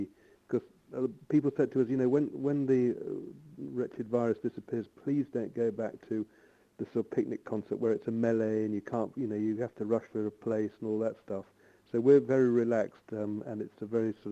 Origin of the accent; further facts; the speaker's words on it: Malton, Yorkshire and the Humber, United Kingdom; I'm from Malton